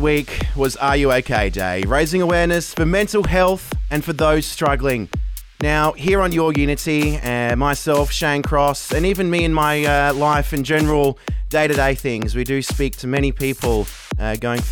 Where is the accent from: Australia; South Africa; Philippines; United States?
Australia; We're Australian, we're young, we're free